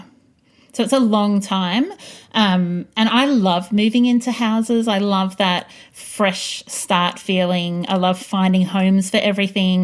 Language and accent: English; Greensborough, Victoria, Australia; When I was little and we grew up in Greensboro in a 9-square house